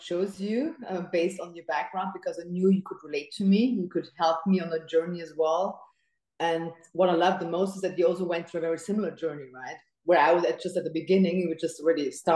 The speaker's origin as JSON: {"language": "English", "country": "Austria", "also_born_or_lived": "Dubai", "moved": "as an adult", "said": "I wanted to stay in my home country"}